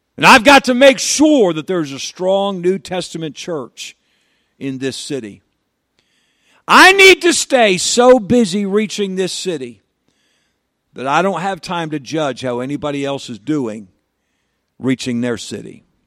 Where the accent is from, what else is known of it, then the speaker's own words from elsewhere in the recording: New York, United States; I'm a New Yorker. I live in New York